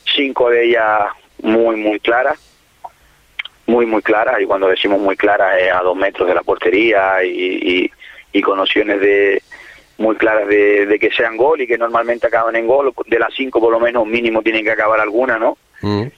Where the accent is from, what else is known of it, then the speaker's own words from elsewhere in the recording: El Cotillo, Canary Islands, Spain; mi pueblo, en mi casa